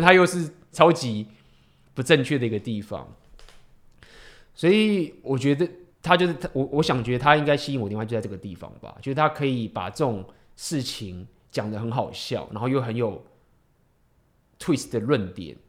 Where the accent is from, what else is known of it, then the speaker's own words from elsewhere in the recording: Taiwan; 我们台湾人